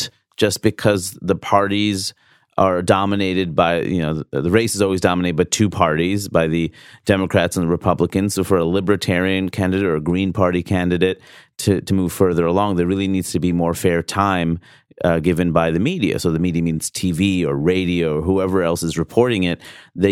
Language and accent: English; New York City, New York, United States; I grew up in Jackson Heights